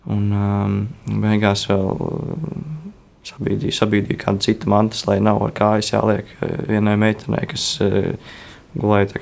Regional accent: Latvia; mēs esam no Latvijas

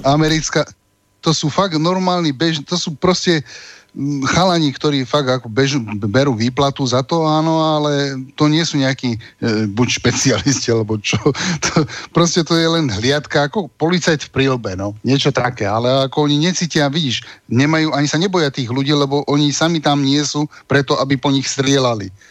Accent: Slovakia; sme ako Slováci to dosť zažili

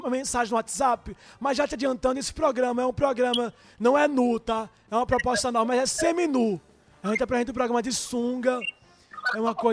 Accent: Fortaleza, Ceará, Brazil; eu sou de Fortaleza.

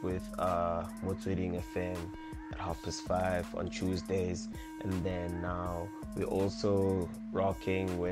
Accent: Manzini, Eswatini; moved away as an adult; originally from Manzini, Swaziland. I'm originally from Manzini Extension 7

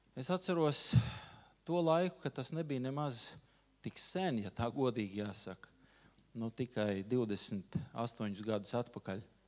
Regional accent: Riga, Latvia; esmu dzimis, audzis rīznieks.

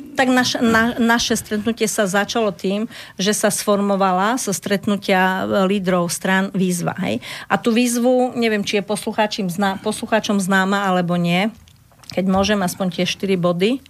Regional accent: Slovakia; my sme srdeční Slováci

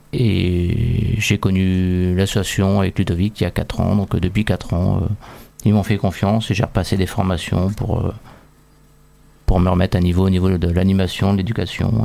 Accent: France; chez nous en France

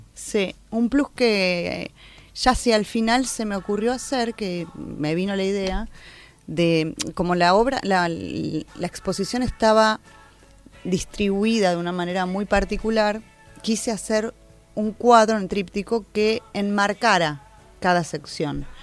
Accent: Argentina; Nosotros como argentinos

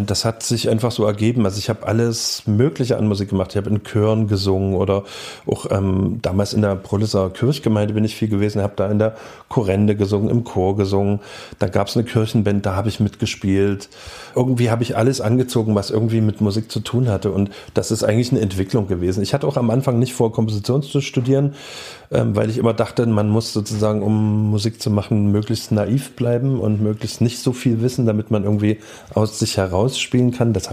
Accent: Dresden, Saxony, Germany; also born or lived in Leipzig; Davor Dresden und davor Leipzig. Leipzig Geburt bis 79 und dann eben Dresden Proles Neubaugebiet von 79

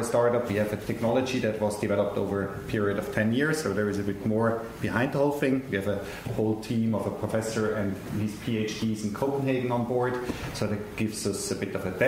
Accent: Switzerland; I'm from Switzerland

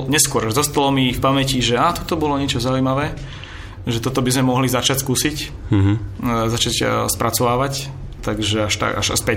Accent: Bratislava, Bratislava Region, Slovakia; som z Bratislavy

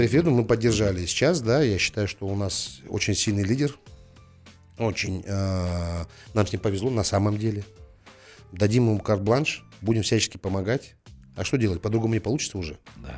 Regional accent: Almaty, Kazakhstan; Я родился в Алматы, живу в Алматы, никуда не собираюсь отсюда уезжать

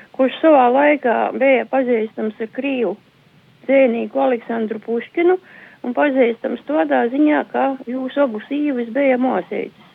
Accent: Latvia; also born or lived in Saldus district; es atgriežos te savā dzimtajā pusē pie vecākiem

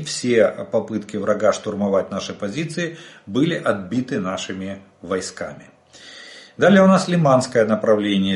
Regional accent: Ukraine; мы из Украины

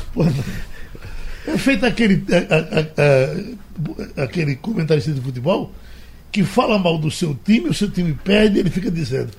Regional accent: Brazil; nós somos brasileiros, nascemos aqui, moramos aqui, estamos aqui, vamos ficar aqui

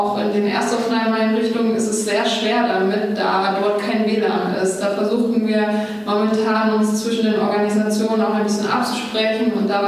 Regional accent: Dresden, Saxony, Germany; Ich bin in Dresden geboren und studiere jetzt auch hier.

